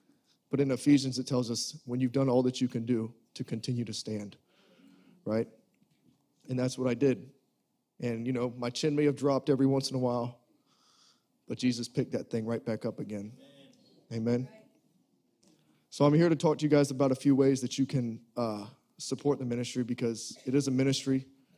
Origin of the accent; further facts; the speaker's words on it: Savannah, Georgia, United States; I'm 30 years old. Again, I'm from Savannah, Georgia.